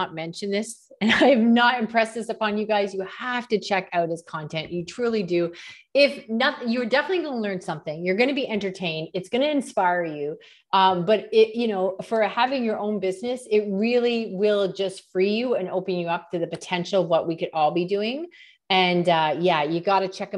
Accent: Canada; As a Canadian

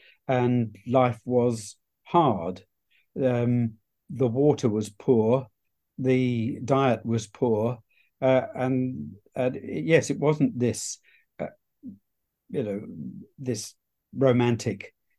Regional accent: Hounslow, London, United Kingdom; now in Suffolk, United Kingdom; Well, I have to confess that I'm not a Suffolk man. I'm a West London boy, actually.

